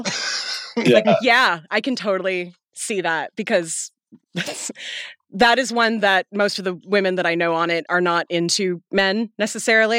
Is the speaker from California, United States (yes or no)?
no; Seattle, Washington, United States; I grew up in Seattle in the 80s with Canadian family